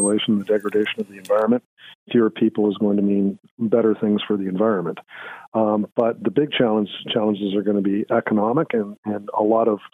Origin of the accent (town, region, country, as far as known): Canada